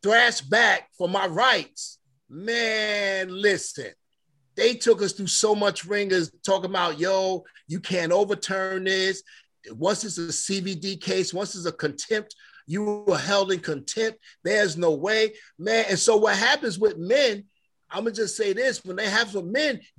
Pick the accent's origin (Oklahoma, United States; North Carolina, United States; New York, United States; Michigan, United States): New York, United States; moved away; I'm from New York